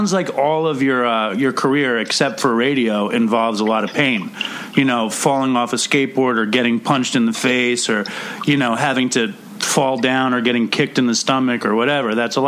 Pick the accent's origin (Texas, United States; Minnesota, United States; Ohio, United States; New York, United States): New York, United States; New York City; When I was a kid, I grew up in Manhattan